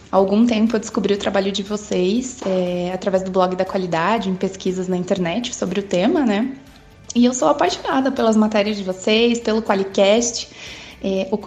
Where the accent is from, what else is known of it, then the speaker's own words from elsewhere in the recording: Joinville, Santa Catarina, Brazil; Eu sou de Joinville, Santa Catarina.